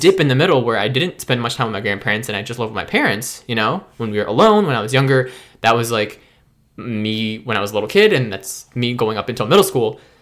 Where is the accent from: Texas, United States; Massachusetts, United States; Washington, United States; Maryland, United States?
Maryland, United States; also born or lived in Memphis, Tennessee; I've, I've gr, I've grown up for most of my life in Maryland.